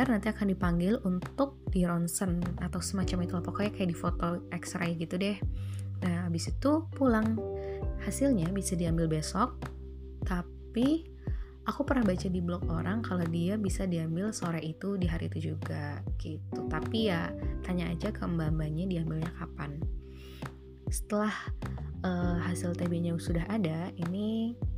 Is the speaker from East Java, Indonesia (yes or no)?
no; Bekasi, West Java, Indonesia; moved away as an adult; now in Glasgow, United Kingdom; Oke, jadi gimana sih perjalanan aku dari Bekasi di Indonesia sampai ke Glasgow di Skotlandia ini?